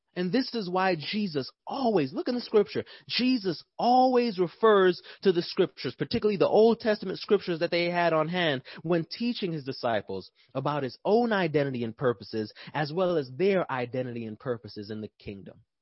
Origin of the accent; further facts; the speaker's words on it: New York, United States; now in Atlanta, United States; I'm from New York